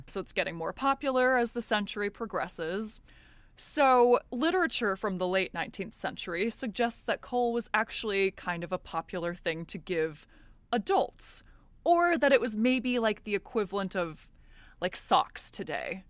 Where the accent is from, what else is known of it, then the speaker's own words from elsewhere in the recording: United States; I'm American.